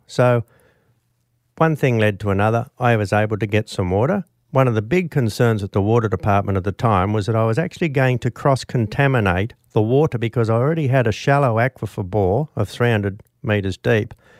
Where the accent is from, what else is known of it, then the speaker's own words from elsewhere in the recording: Australia; also born or lived in Bourke; I was actually city born and bred